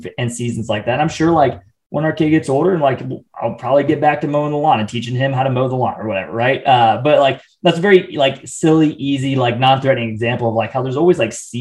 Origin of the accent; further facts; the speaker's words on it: Midwest, United States; now in Atlanta, United States; growing up in the Midwest, very like do it yourself type of mentality